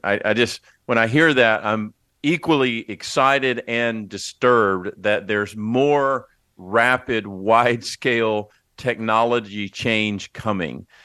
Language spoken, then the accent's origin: English; Texas, United States; as a Texan